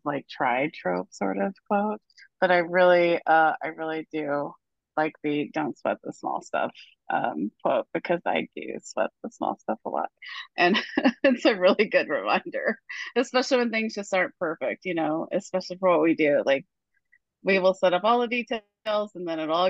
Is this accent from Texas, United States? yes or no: no; Arkansas, United States; I'm actually from Arkansas